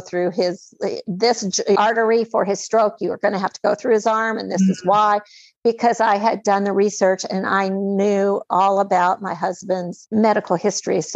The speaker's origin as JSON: {"language": "English", "country": "United States", "accent": "hillbilly"}